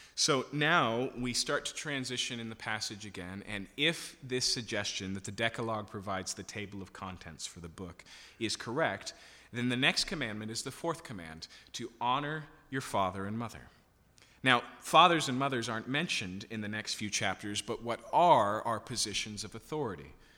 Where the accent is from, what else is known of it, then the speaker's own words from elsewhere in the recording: Yakima, Washington, United States; I grew up in Yakima, so I can still remember my very first year of high school